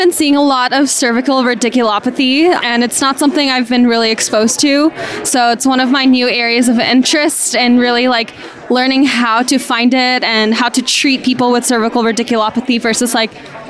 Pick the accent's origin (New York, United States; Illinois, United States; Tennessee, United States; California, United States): California, United States; Los Angeles; I'm from Los Angeles, California.